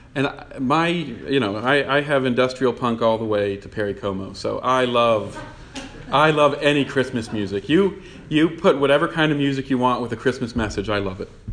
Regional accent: Newton, Massachusetts, United States; I was born in Newton

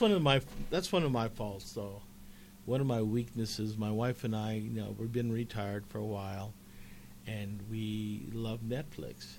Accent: Commerce City, Colorado, United States; I grew up in Commerce City

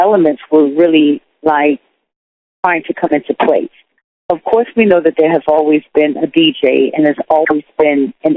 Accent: New York City, New York, United States; also born or lived in Wilmington, North Carolina / Harlem, Manhattan; My parents migrated to New York. And we first moved to the Bronx.

